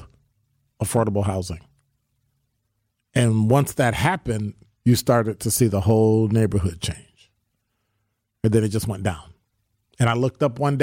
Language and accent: English; Chicago, Illinois, United States; I'm from Chicago. Cop for 29 years